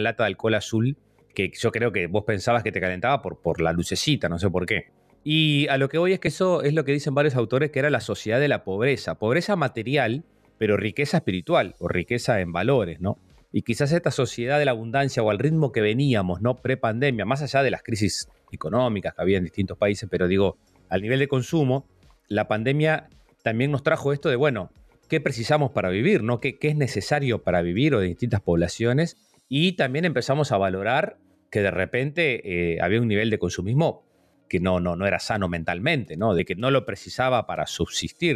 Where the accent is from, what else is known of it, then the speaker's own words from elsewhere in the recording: Lascano, Rocha, Uruguay; yo me crié en Las Cano